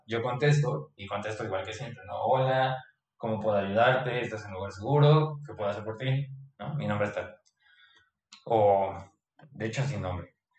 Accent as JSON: {"language": "Spanish", "country": "Mexico", "moved": "as an adult", "lives_now": "Germany", "said": "soy de México, sabe que estudié medicina"}